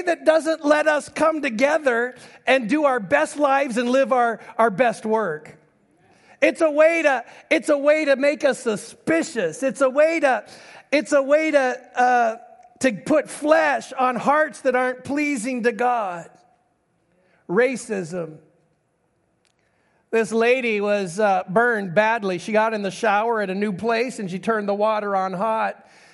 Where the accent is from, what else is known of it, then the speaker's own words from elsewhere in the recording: Alaska, United States; I'm from Alaska.